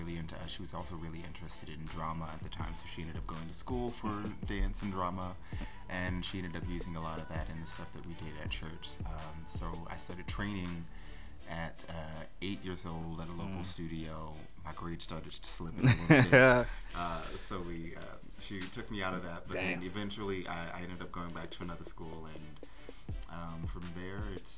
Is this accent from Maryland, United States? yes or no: yes; Salisbury, Maryland, United States; now in New York, United States; I grew up in Salisbury, Maryland.